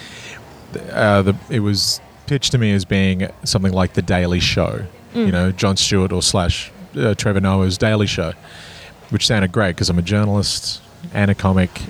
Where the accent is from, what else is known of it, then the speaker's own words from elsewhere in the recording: Kununurra, Western Australia, Australia; also born or lived in Sydney; now in Perth, Australia; I am from a little country town called Kununurra, which is 4,000 kilometres north of Perth in Western Australia